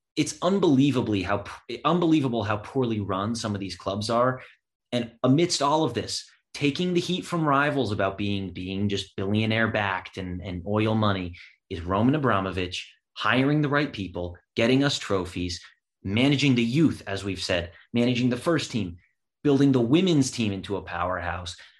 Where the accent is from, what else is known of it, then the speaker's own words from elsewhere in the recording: United States; also born or lived in Waterville, Maine; an American fan of Chelsea